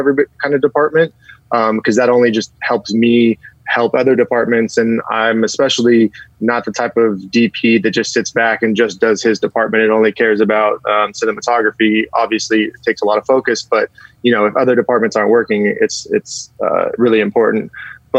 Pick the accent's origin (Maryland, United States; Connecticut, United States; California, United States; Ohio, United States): California, United States; San Francisco; moved away as an adult; also born or lived in Covina / North Hollywood / Woodland Hills / Agoura Hills; now in Los Angeles, United States; I was born and raised in the Bay Area